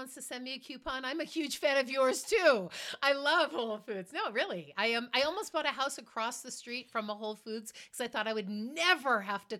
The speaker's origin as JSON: {"language": "English", "town": "Marblehead", "region": "Massachusetts", "country": "United States", "tie": "born or raised there", "said": "where I grew up in Marblehead, Massachusetts"}